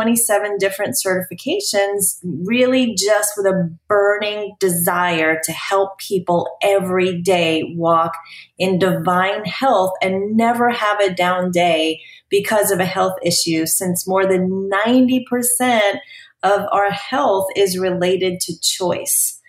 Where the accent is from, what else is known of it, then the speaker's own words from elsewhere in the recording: New York, United States; moved away as an adult; also born or lived in New Jersey; now in Dallas, United States; I grew up in New York